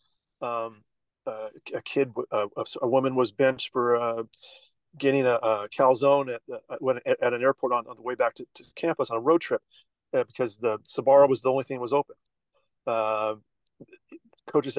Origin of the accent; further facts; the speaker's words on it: Washington, United States; I grew up in Washington State